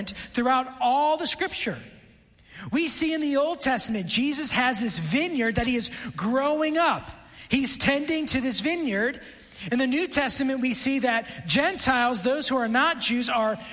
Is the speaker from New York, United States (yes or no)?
yes; Buffalo, New York, United States; also born or lived in Washington, D.C.; now in Lebanon, Tennessee, United States; I grew up in Buffalo.